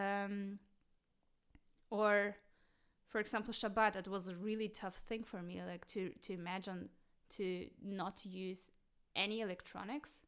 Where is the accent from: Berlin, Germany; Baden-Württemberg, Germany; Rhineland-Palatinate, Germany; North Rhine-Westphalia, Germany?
Berlin, Germany; growing up in West Berlin in a German kindergarten